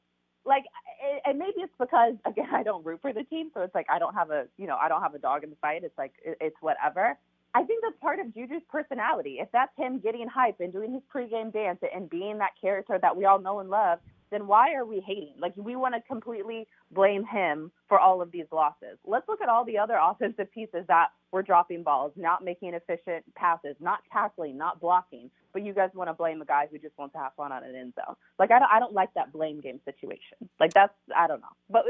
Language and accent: English; Kansas City, Missouri, United States; Again, I grew up in Kansas City. I'm a Kansas City Chiefs fan.